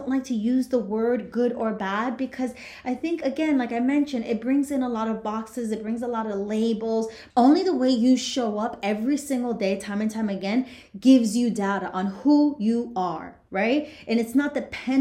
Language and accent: English; Union City, New Jersey, United States; I grew up in Union City, New Jersey, and I saw lots of poverty